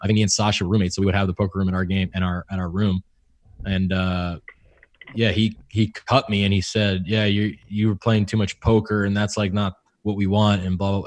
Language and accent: English; California, United States; moved away; also born or lived in Houston; I'm from California.